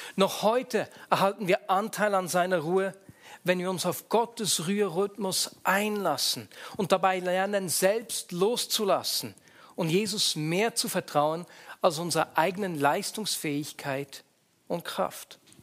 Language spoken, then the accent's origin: German; Switzerland; bei uns in der Schweiz, wo es am Sonntag noch den Sonntagsbraten gab, weil wir nur am Sonntag Fleisch gegessen haben